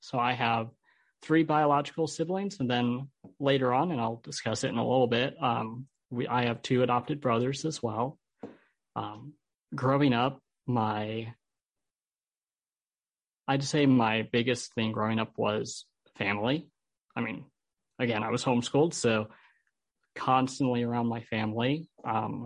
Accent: Holland, Michigan, United States; also born or lived in Albuquerque, New Mexico; I'm from Holland. I grew up here in Holland.

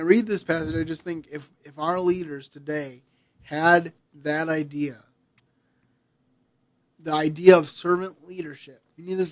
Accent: United States; I'm glad that I have the opportunity to live in this country

